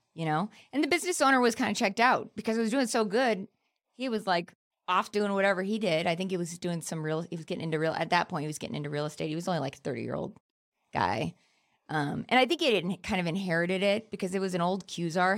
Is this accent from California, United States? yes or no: yes; Palmdale, California, United States; I grew up in Palmdale, which is, like, the desert ghetto